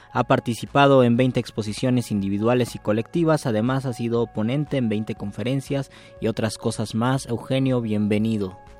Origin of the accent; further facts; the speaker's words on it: Mexico; yo como muchos mexicanos, soy de un catolicismo en un sentido social o cultural